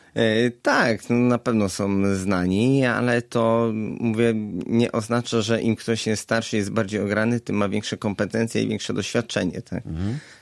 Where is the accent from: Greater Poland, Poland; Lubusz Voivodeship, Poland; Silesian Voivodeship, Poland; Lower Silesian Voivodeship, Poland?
Lubusz Voivodeship, Poland; Gorzów Wielkopolski; also born or lived in England; jestem gorzowianinem, mhm. urodziłem się w Gorzowie, ukończyłem tutaj drugielo. E, wróciłem tutaj po studiach